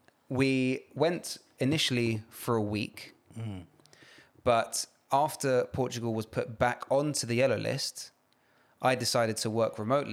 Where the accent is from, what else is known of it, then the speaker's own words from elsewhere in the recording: United Kingdom; And I am Nigerian British.